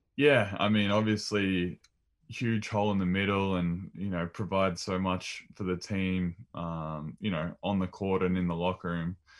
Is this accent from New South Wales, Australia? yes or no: no; Maryborough, Victoria, Australia; growing up in Maryborough, shooting hoops with mum and dad rebounding